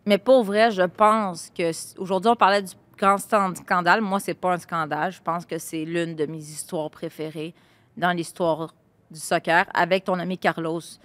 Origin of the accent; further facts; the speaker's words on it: Laval, Quebec, Canada; Laval, ma terre natale